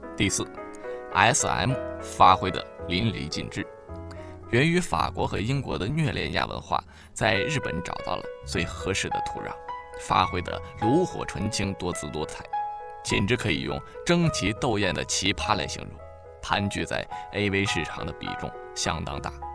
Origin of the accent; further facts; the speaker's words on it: China; 我们中国人